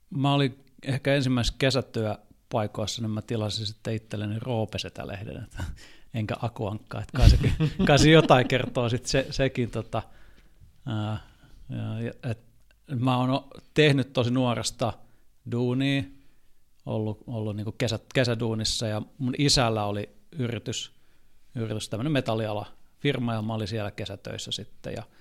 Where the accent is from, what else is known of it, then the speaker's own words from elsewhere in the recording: Finland; moved away as an adult; now in Germany; että mä tuun Suomesta